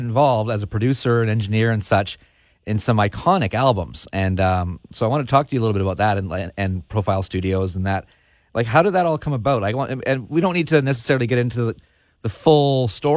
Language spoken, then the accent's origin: English; Victoria, British Columbia, Canada; I grew up in Victoria, so I was introduced to punk when I was probably about 14 or so